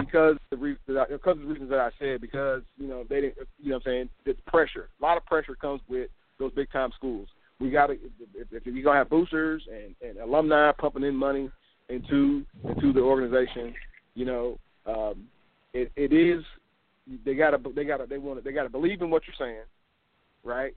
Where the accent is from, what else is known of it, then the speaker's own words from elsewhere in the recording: Indiana, United States; I grew up here in Indiana, in, in the Midwest